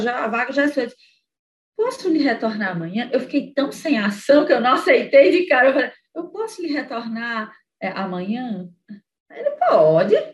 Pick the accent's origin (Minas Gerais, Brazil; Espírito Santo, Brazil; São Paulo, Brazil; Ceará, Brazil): Ceará, Brazil; Sobral; first language English; Portuguese is a second language; moved away as an adult; also born or lived in Fortaleza; Eu, eu sendo uma sobralense, eu ia voltar para minha cidade natal